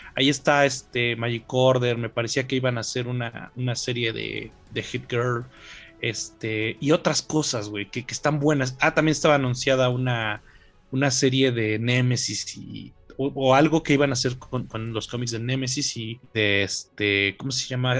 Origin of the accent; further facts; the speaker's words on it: Mexico; La mayoría de los mexicanos nos hacemos pendejos con que nuestra sociedad es